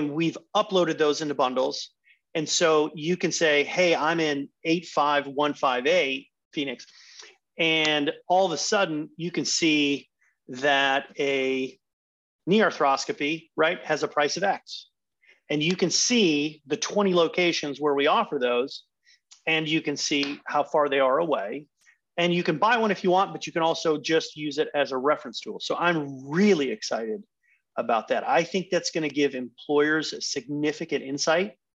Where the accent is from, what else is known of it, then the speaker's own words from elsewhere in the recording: Netherlands; now in United States; my home country of the Netherlands